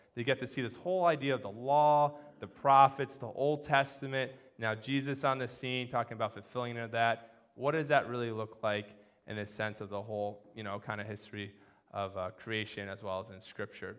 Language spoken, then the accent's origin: English; Connecticut and New Hampshire, United States; I grew up in Connecticut and New Hampshire